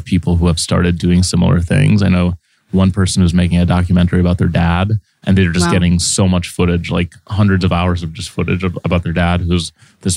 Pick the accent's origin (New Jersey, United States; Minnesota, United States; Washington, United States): Minnesota, United States; Saint Paul; moved away as an adult; now in New York, United States; I grew up in a fairly diverse place, which was St. Paul, Minnesota.